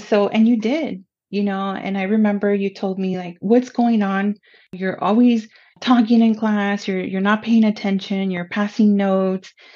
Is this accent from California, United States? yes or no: yes; Pomona, California, United States; first language Spanish; English is a second language; also born or lived in Los Angeles; I was born in Los Angeles and I grew up in the city of Pomona